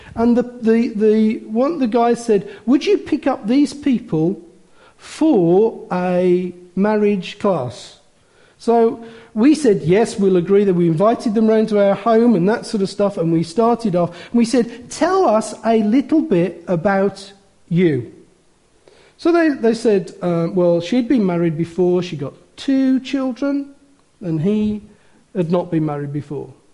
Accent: Wolverhampton, West Midlands, United Kingdom; I was born in Wolverhampton

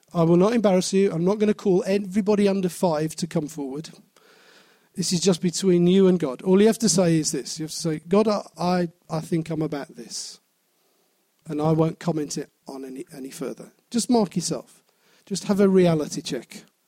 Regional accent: Wolverhampton, West Midlands, United Kingdom; I was born in Wolverhampton. I will always be a person I will die as a person born in Wolverhampton.

